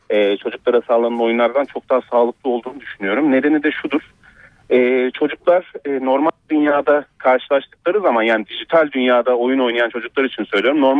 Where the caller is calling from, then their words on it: Ankara, Turkey; İyi akşamlar.